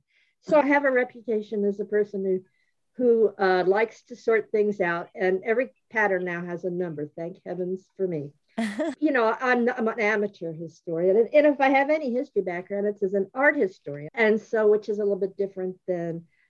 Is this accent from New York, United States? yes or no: yes; New York City, New York, United States; also born or lived in Kansas City; now in Lawrence, United States; I'm from New York City, but I have moved around quite a bit. And I sort of wound up in Kansas City going to college. And now I live about 30 miles outside of Kansas City in Lawrence, Kansas.